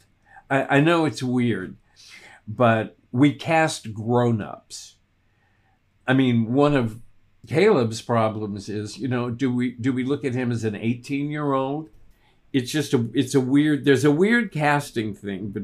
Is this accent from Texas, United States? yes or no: yes; Texas, United States; I grew up in Texas. We only spoke one language